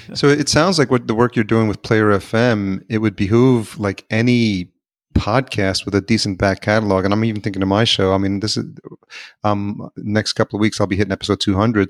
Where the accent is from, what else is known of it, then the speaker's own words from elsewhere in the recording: New York, United States; I grew up in New York